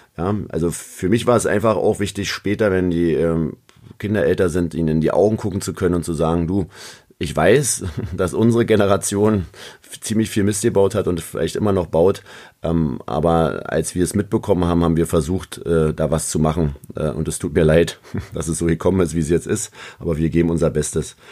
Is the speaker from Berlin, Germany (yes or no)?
yes; Berlin, Germany; accent: Berlinisch; aus Berlin zu kommen